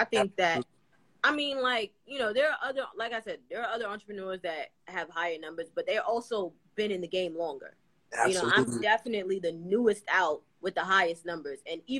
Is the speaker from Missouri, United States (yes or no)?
no; New York City, New York, United States; New York City.